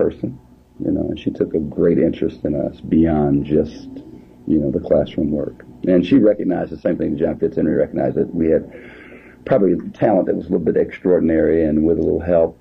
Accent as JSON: {"language": "English", "town": "South Bend", "region": "Indiana", "country": "United States", "tie": "born or raised there", "said": "All of my life, born and raised here, February the 16th, 1947, till the present."}